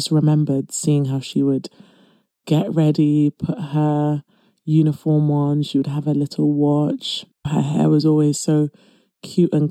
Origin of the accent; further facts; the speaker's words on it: London, United Kingdom; accent: British; I was born and raised in East London